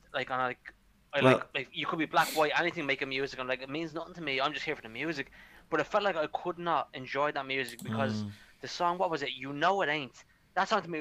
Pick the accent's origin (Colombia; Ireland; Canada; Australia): Ireland